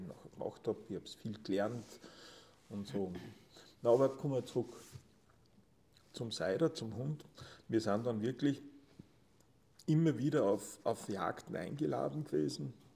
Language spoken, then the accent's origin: German; near Linz, Upper Austria, Austria; moved away as an adult; now in Tyrol, Austria; Ich bin ursprünglich äh, in, im, nah, im Nahumfeld von Linz aufgewachsen